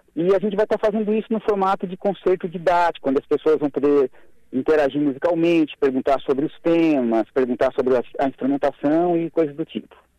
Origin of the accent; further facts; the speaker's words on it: Araranguá, Santa Catarina, Brazil; now in Florianópolis, Brazil; eu sou natural de Araranguá, moro em Floripa há alguns anos